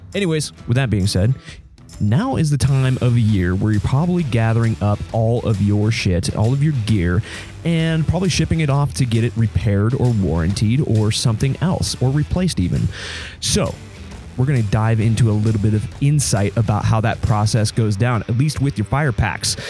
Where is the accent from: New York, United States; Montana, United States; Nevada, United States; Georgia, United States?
Nevada, United States; Reno; Reno, where my, my hometown